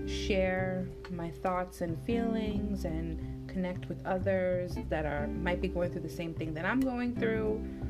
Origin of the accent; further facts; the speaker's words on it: Boston, Massachusetts, United States; 28, born in Boston. Parents are both from Uganda.